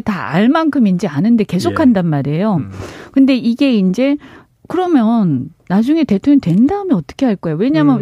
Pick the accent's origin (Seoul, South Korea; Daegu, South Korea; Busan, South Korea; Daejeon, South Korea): Busan, South Korea; also born or lived in Gyeonggi Province; now in Gyeonggi, South Korea; 저희 친정이 부산인데